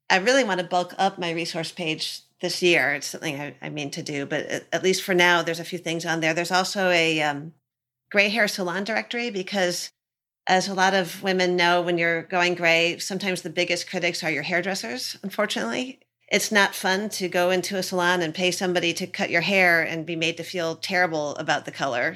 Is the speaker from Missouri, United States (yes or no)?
no; Michigan, United States; I'm from Michigan